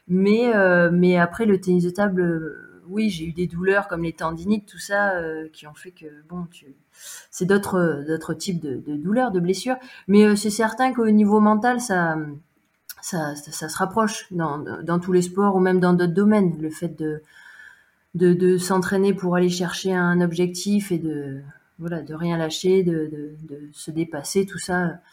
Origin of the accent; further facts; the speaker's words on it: Montpellier, Occitania, France; j'ai 34 ans et 35 ans la semaine prochaine d'ailleurs. je suis originaire de Montpellier.